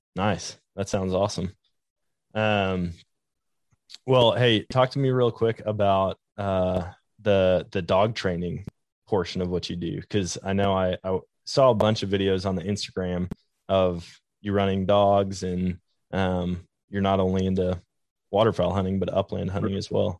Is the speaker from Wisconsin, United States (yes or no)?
yes; Wisconsin, United States; now in Missouri, United States; growing up in Wisconsin, it's all woods